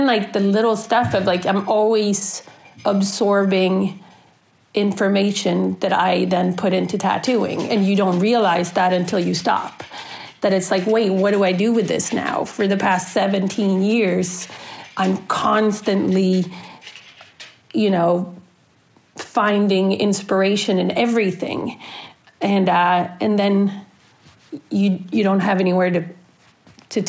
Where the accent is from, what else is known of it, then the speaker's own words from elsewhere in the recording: Sweden; moved away as an adult; now in United States; I'm originally from Sweden, born and raised, and I moved to the States in the end of 99, beginning of 2000